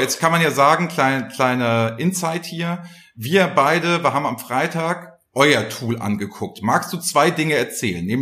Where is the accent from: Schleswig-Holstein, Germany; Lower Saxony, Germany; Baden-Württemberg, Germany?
Schleswig-Holstein, Germany; Flensburg; born there; now in Hamburg, Germany; ich bin ja gebürtiger Flensburger und wohne ja jetzt in Hamburg